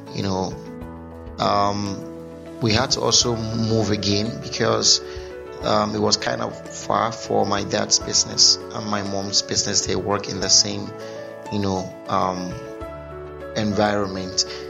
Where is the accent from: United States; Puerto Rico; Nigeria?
Nigeria; Onitsha, Anambra; I grew up, I was born in Anambra State. Sorry, did I just say Anambra State? Yeah, Anambra State. Yeah, about precisely in Onitsha.